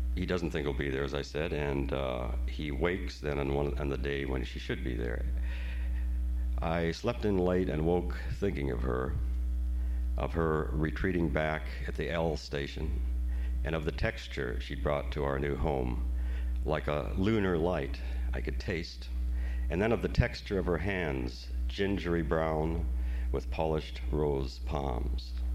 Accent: Great Plains, United States; I am from the Great Plains. I'm grateful to God for the Great Plains because I was born there.

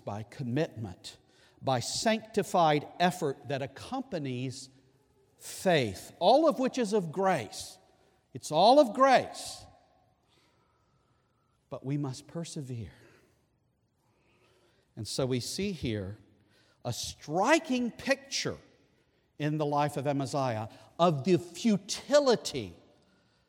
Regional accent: Scotland, United Kingdom; I can appreciate that as a Scotsman.

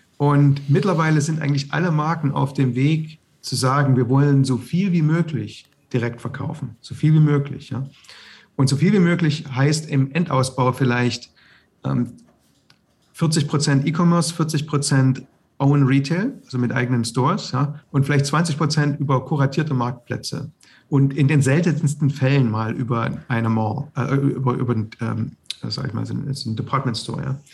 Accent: the East, East Germany, Germany; ich bin im Osten aufgewachsen

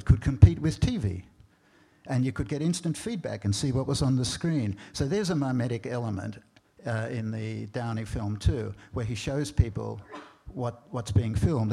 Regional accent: Australia; moved away; I grew up in Australia

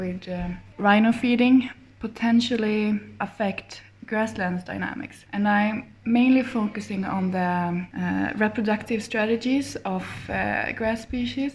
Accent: Dalarna County, Sweden; also born or lived in Uppsala / Umeå; I grew up in Dalarna, in a small town. So I'm actually from Sweden.

